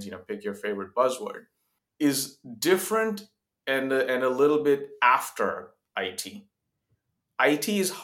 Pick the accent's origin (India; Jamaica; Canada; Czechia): India; moved away as an adult; also born or lived in Zambia; now in United States; I grew up in India, a few years in Africa, actually, as a child, in Zambia for 3 years